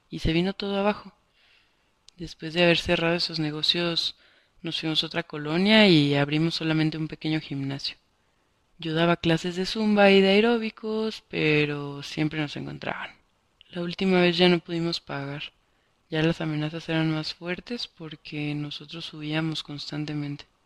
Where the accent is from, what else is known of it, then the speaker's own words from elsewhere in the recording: Honduras; moved away as an adult; now in Mexico; pero me decían, tú no eres de aquí, de México. No, les decía, soy hondureña. Ah, no, solo mexicanos, me decían.